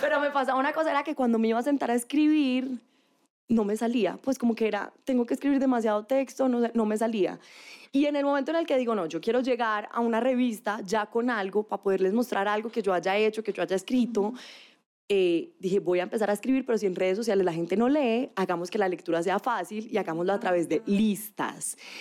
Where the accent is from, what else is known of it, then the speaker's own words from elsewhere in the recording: Manizales, Caldas, Colombia; moved away; Estudié comunicación, soy de Manizales, que es una ciudad